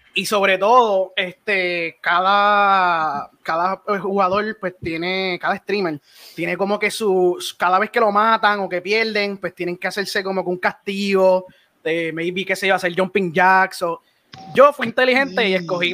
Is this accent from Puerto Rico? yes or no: yes; Toa Baja, Puerto Rico; tengo 31 años y soy de Tuabaja, Puerto Rico